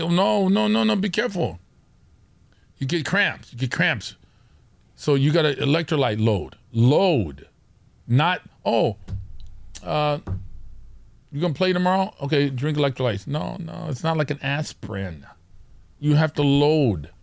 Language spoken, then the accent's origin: English; Orange County, California, United States; we're from Orange County